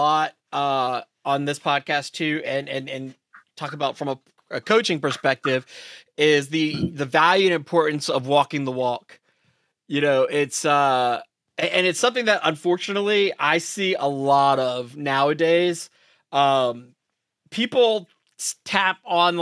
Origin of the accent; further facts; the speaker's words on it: New York City, New York, United States; I grew up, I'm from New York City